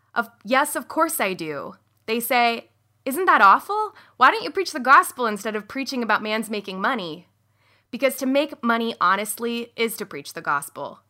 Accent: outside of Sacramento, California, United States; I grew up outside of Sacramento in a pretty, um, conservative, evangelical, and Mormon, affluent community

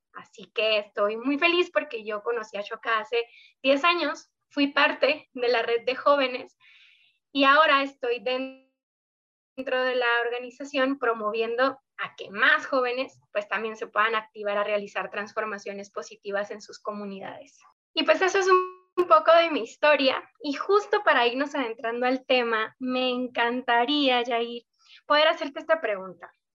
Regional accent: Sonora, Mexico; soy justo una sonorense

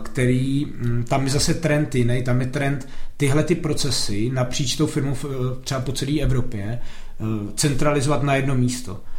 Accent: Jablonec nad Nisou, Liberec Region, Czechia; já jsem se narodil v Jablonci

